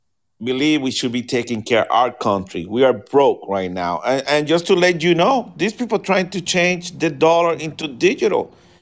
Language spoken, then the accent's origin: English; Fort Myers, Florida, United States; we're from Myers.